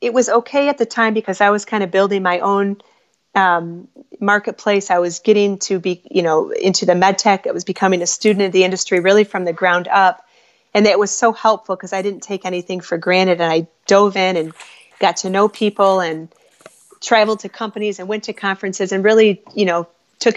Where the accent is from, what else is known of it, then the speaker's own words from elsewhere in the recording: Midwest, United States; also born or lived in Chicago; We're from the Midwest